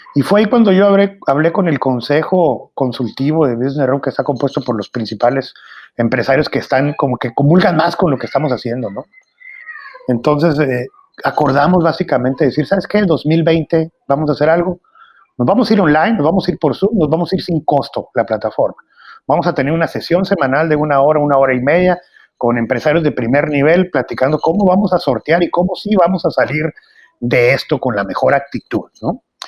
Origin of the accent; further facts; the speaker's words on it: Hermosillo, Sonora, Mexico; Yo nací en Hermosillo, Sonora